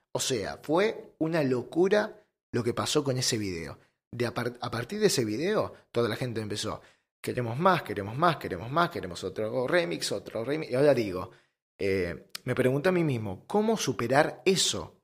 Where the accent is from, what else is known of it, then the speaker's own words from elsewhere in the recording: Lomas de Zamora, Buenos Aires Province, Argentina; yo soy de Loma de Zamora, de zona sur. Eh, en Buenos Aires, zona sur.